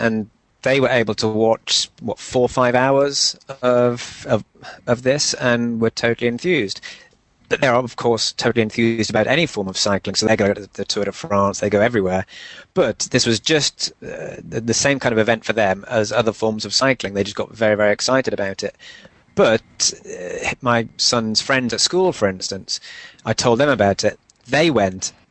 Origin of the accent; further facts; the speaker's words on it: Newcastle upon Tyne, North East England, United Kingdom; my hometown, Newcastle